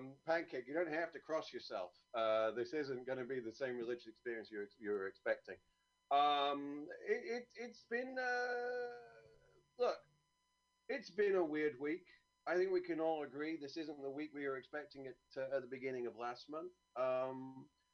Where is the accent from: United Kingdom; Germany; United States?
United Kingdom; moved away